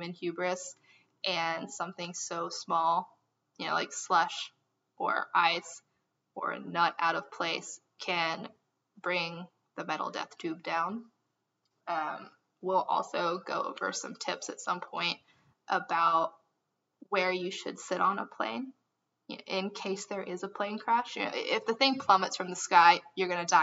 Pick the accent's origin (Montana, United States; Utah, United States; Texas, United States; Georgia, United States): Texas, United States; Amarillo; We are three idiots from Amarillo.